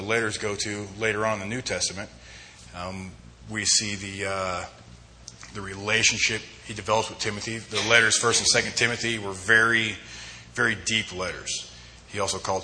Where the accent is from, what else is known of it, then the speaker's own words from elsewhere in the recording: Homedale, Idaho, United States; moved away as an adult; also born or lived in Twentynine Palms, California; now in Twin Falls, United States; I am from Idaho. I'm actually from Western Idaho, Homedale, to be more specific